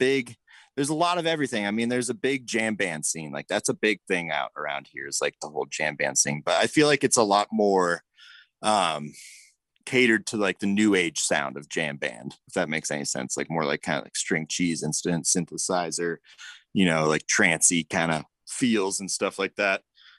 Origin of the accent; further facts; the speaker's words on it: Boulder, Colorado, United States; now in Denver, United States; But I recently moved out to Denver. I'm born and raised in Boulder, Colorado, which is a little more tucked into the mountains, a little less of a city kind of feel.